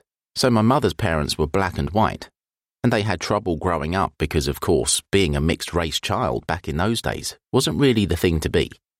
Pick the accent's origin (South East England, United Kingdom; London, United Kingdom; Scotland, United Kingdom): London, United Kingdom; Elephant and Castle; I'm originally from Elephant and Castle. I'm from the Aylesbury estate. It's massive, one of the biggest estates in Europe.